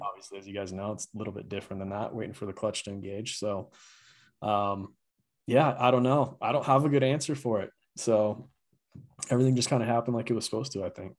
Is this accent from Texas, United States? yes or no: no; Grand Junction, Colorado, United States; I grew up in Grand Junction